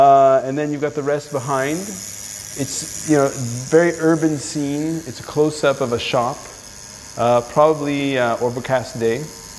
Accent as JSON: {"language": "English", "country": "Israel", "tie": "born there", "said": "I was born in Israel, yeah."}